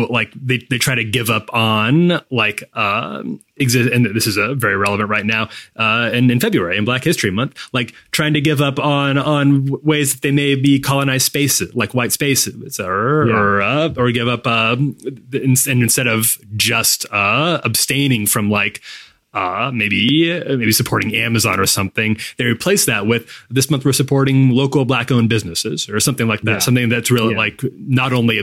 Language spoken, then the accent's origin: English; Midwest, United States; also born or lived in Chicago; now in the South, United States; I grew up in the Midwest